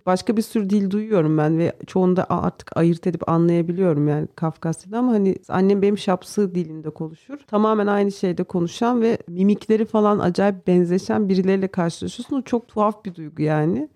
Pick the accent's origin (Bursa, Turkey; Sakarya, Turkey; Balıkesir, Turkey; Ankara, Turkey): Balıkesir, Turkey; Karaçalılık village, Manyas; Ben Karaçalık köyünde yani köyde büyüdüm. İlkokulu orada okudum.